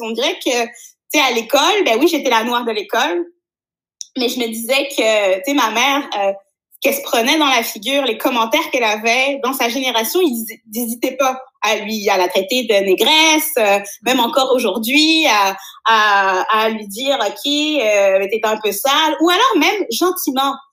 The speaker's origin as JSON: {"language": "French", "area": "Poitou-Charentes", "region": "Nouvelle-Aquitaine", "country": "France", "tie": "born or raised there", "moved": "as an adult", "lives_now": "Montreal, Canada", "said": "je suis née, je suis born and raised euh, dans le Poitou-Charentes"}